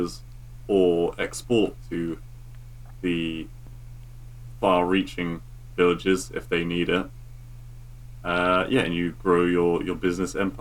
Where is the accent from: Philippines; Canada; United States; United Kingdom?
United Kingdom; England; I'm English